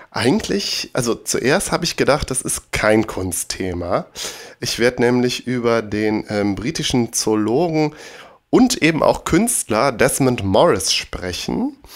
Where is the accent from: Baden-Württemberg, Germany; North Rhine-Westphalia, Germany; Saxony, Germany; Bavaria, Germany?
North Rhine-Westphalia, Germany; Bergisch Gladbach; damals in der Stadtbücherei Bergisch Gladbach in meiner Heimatstadt